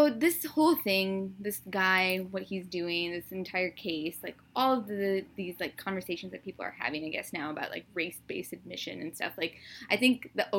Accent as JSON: {"language": "English", "country": "United States", "said": "as Indian Americans"}